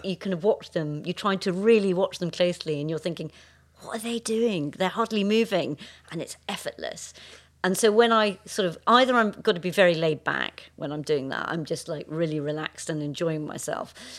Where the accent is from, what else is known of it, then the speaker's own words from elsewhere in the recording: Scotland, United Kingdom; growing up in Scotland